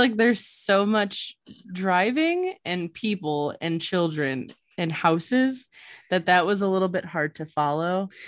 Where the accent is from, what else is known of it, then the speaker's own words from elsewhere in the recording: Illinois, United States; we are from Illinois